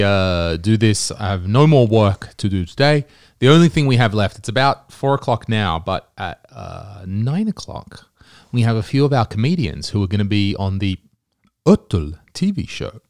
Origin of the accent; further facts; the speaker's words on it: Australia; now in Estonia; I'm Australian